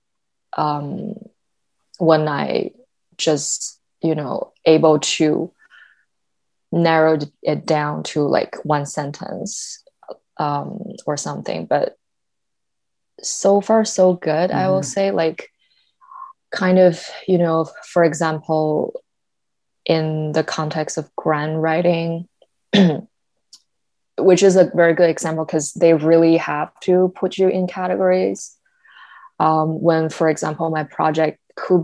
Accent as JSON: {"language": "English", "country": "China", "tie": "born or raised there", "first_language": "Mandarin", "second_language": "English", "moved": "yes", "said": "I grew up in China"}